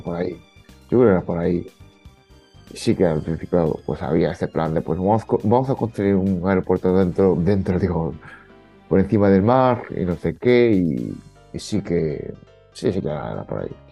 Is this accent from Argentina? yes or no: no; Fukui, Japan; now in Spain; yo soy de Fukui